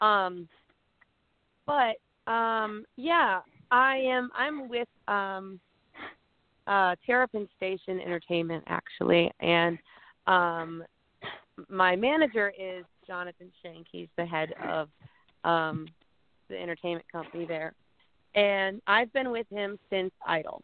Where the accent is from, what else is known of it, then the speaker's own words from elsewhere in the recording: Midwest, United States; I was from the Midwest